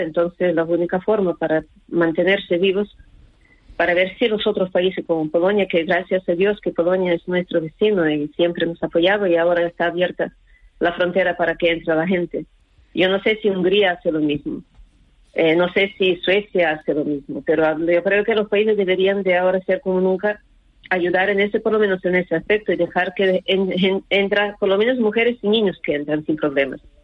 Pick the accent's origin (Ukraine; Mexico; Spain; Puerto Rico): Ukraine; moved away; ucranianos somos pocos